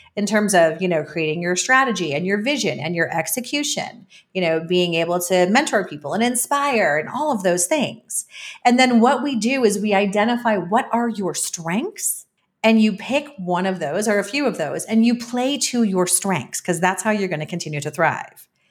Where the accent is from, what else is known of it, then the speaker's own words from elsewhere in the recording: New York, United States; moved away as an adult; also born or lived in Belize; now in Mexico City, Mexico; as a New Yorker